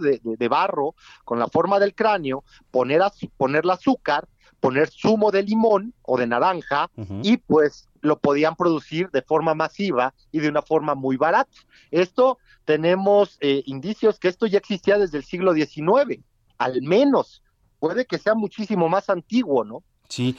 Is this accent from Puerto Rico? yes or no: no; Mexico